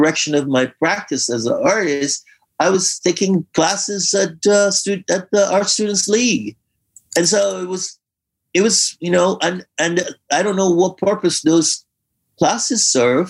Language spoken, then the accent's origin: English; Guyana; also born or lived in Newark, New Jersey; now in United States; the cultural experience that we had growing up in Guyana